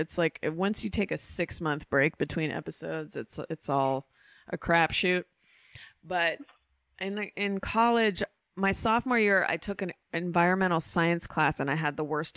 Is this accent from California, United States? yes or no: yes; Bay Area, California, United States; I grew up in the Bay Area